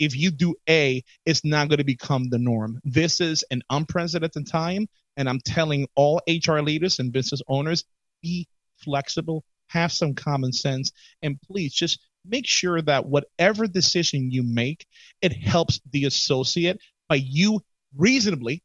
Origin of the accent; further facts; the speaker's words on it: New York City, New York, United States; I'm from the Bronx.